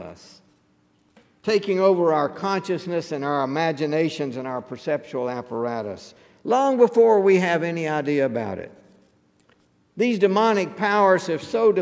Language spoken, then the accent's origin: English; Mississippi River Delta in Arkansas, United States; when I was growing up in the Mississippi River Delta in Arkansas